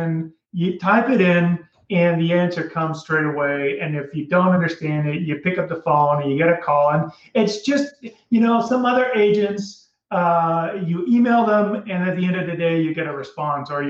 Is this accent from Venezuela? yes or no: no; Netherlands; moved away; So I'm from Holland originally